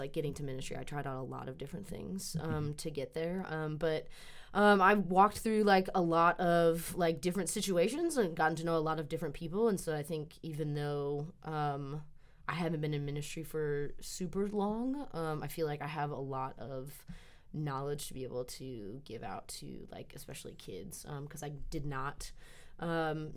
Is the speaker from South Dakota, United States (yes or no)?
no; Maryland, United States; now in Hendersonville, United States; I grew up in Maryland